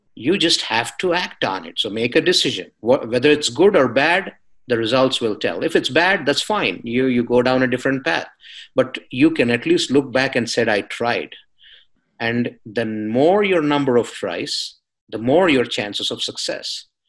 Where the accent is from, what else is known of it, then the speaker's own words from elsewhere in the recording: India; moved away; I'm coming from India, coming from a culture that's highly competitive, where I couldn't dream of finishing college without a master's education